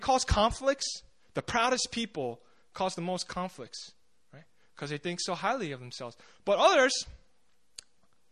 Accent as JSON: {"language": "English", "region": "New Jersey", "country": "United States", "tie": "born or raised there", "moved": "yes", "said": "when I grew up in the States, I grew up in New Jersey"}